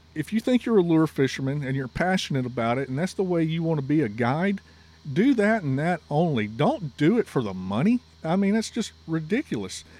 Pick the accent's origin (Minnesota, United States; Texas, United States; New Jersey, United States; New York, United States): Texas, United States; also born or lived in Louisiana; in Texas and considering myself a Texan, even though I was born in Louisiana